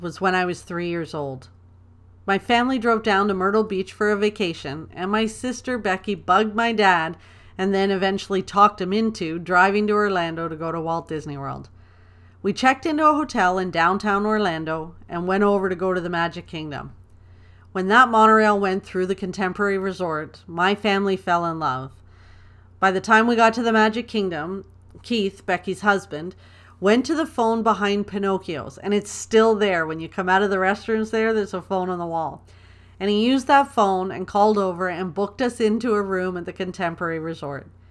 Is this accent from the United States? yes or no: no; Toronto, Ontario, Canada; I was born and raised in Toronto, Ontario. I'm a proud Canadian girl.